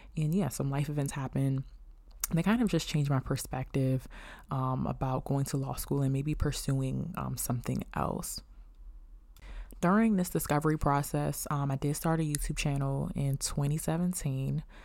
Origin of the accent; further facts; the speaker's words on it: Beltsville, Maryland, United States; I'm from Bellsville, Maryland